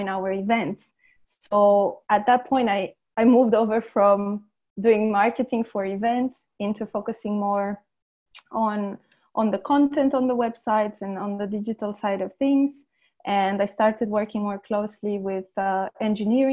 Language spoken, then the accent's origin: English; Romania; also born or lived in London, United Kingdom; now in Lisbon, Portugal; I am originally from Romania